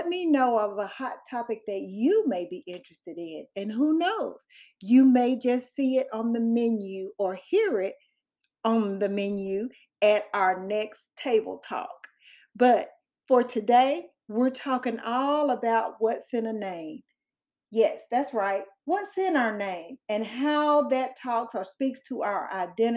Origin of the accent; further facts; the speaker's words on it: Mississippi, United States; accent: Southern; I'm from Mississippi